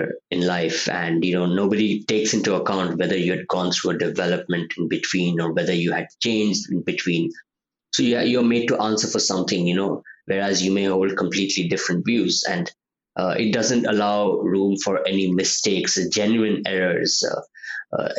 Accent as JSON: {"language": "English", "country": "India", "said": "as an Indian"}